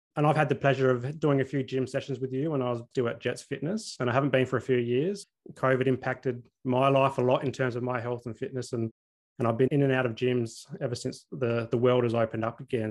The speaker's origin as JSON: {"language": "English", "town": "Adelaide", "region": "South Australia", "country": "Australia", "tie": "born or raised there", "also_born_or_lived": "Brisbane", "moved": "yes", "said": "I grew up in Adelaide, so it's kind of like a big country town"}